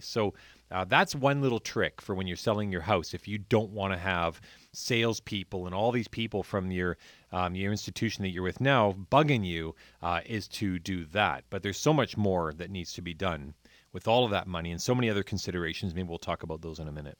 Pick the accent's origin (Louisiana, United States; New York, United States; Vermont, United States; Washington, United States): Washington, United States; Point Roberts; I grew up in Point Roberts where our cabin, um, we had had down there since nineteen twenty-eight